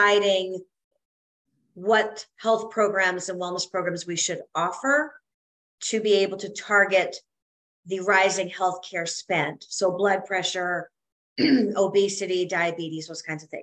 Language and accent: English; Canada; moved away as an adult; also born or lived in South Carolina; as a Canadian girl